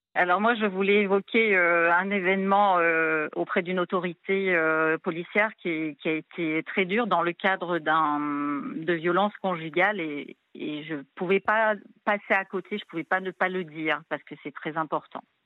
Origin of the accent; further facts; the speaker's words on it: New Caledonia; now in Réunion; je suis pas réunionnaise d'origine. Hein. je suis de cœur depuis 2011, mais moi, je suis calédonienne d'origine d'une autre île